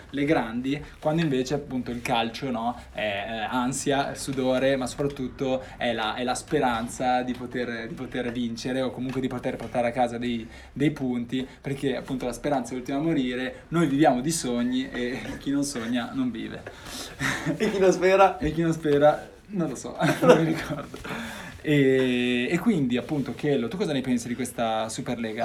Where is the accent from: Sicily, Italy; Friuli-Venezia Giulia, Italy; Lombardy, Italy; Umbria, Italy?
Lombardy, Italy; Milan; moved away as an adult; now in Genoa, Italy; Io normalmente sono nato e vissuto a Milano